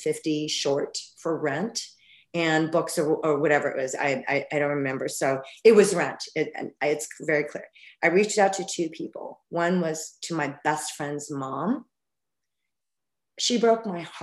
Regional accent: Albuquerque, New Mexico, United States; moved away as an adult; also born or lived in Arizona; I grew up in Albuquerque, New Mexico.

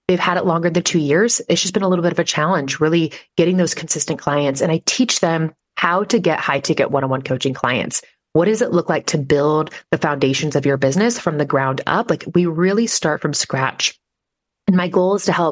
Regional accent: Nebraska, United States; I am from Nebraska

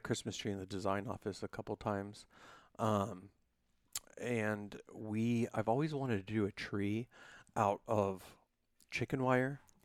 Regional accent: Youngstown, Ohio, United States; also born or lived in Calabria (ancestry); I'm from Youngstown

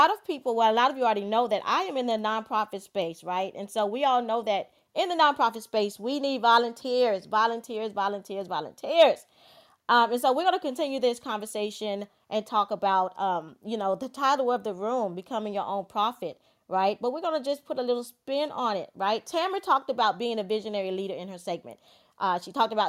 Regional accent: Georgetown, South Carolina, United States; moved away; I was born and raised in Georgetown, South Carolina

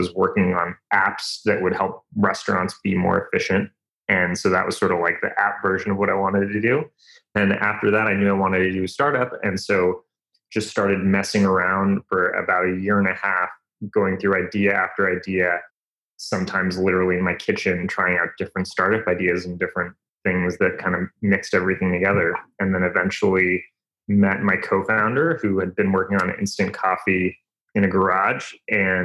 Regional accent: Bay Area, California, United States; I grew up in the Bay Area

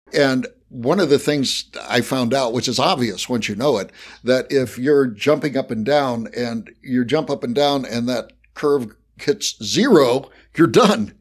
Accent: West Virginia, United States; accent: Appalachian; moved away; I was, I was born in West Virginia, so I have mastered an Appalachian accent.

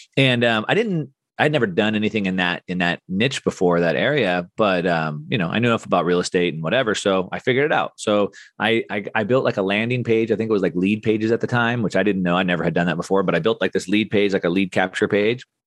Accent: Southern California, United States; I grew up in Southern California doing action sports.

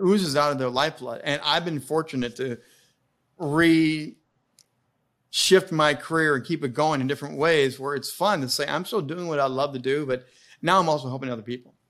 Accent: Indiana, United States; I grew up in Indiana

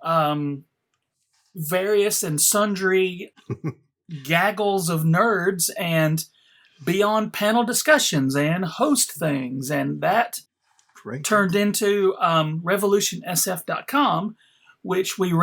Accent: Alabama, United States; went to work for these dudes in my home state of Alabama

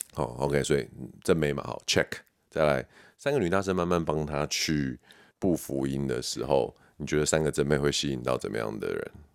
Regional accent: Taiwan; 身为台湾人

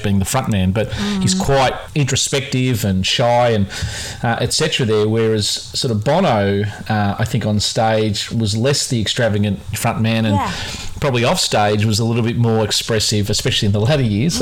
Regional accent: Australia; being Australian

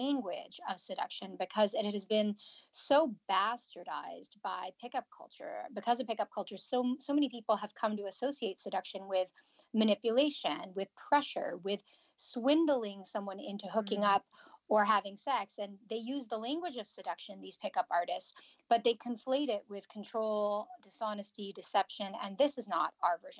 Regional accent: Canada; I'm from Canada.

